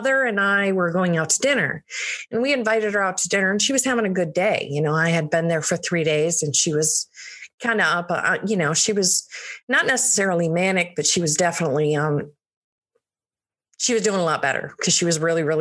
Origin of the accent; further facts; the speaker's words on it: Michigan, United States; moved away as an adult; I'm from Michigan